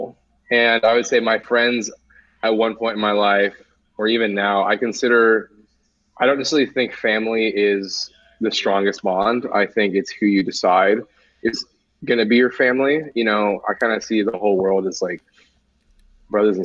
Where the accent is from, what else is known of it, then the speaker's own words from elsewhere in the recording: Newton, New Jersey, United States; now in San Diego, United States; I was in the womb in New Jersey